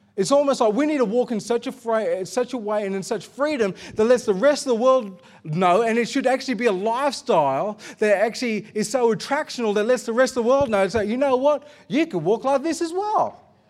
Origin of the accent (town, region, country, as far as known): Australia